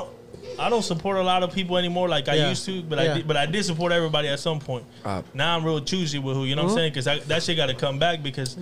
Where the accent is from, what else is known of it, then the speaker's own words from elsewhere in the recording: Houston, Texas, United States; I'm from Houston.